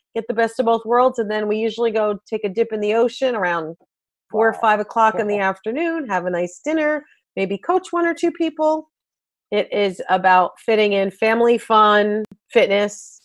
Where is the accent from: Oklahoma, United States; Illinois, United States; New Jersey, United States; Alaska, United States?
New Jersey, United States; also born or lived in Myrtle Beach; I am a Jersey girl at heart. I live in Northern New Jersey and also Myrtle Beach